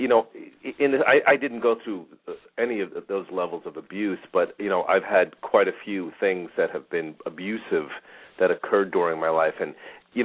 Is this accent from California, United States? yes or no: no; Long Island, New York, United States; accent: East Coast; moved away as an adult; now in Phoenix, United States; I'm originally from Long Island, so I certainly know the East Coast winters very, very well.